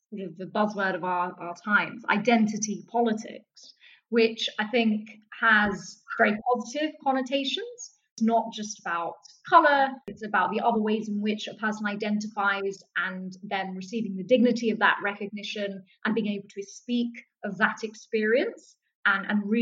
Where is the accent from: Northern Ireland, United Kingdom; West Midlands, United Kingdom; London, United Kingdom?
London, United Kingdom; in the high street in Southeast London when we lived